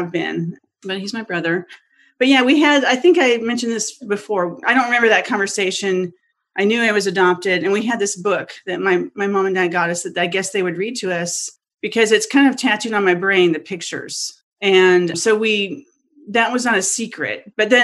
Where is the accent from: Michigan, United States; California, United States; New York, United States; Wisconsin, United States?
California, United States; Los Angeles; I'm from Los Angeles originally. I'm from the Valley. I was born in Encino, so I'm literally a Valley girl